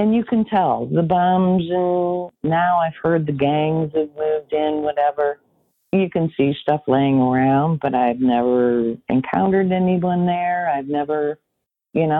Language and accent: English; Peoria, Illinois, United States; I'm from Peoria, Illinois